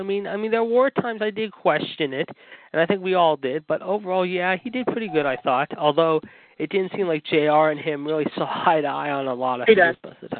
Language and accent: English; Pittsburgh, Pennsylvania, United States; born or raised there